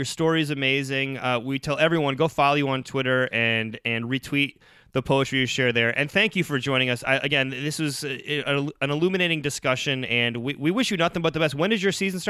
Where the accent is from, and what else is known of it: Oxford, Ohio, United States; born or raised there